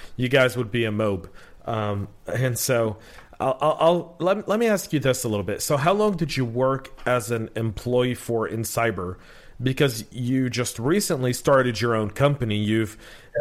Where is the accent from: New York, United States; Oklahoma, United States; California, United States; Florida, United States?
California, United States; Bay Area; I grew up in the Bay Area in the '80s